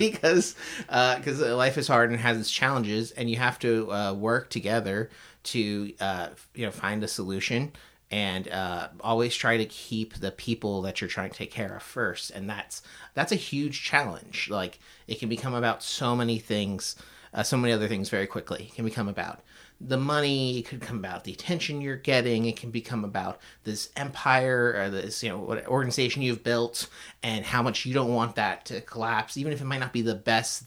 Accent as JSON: {"language": "English", "area": "outside of Tampa", "region": "Florida", "country": "United States", "tie": "born or raised there", "also_born_or_lived": "California / Chicago", "moved": "as an adult", "lives_now": "Portland, United States", "said": "I grew up in Florida, outside of Tampa. Was there for about 20 years"}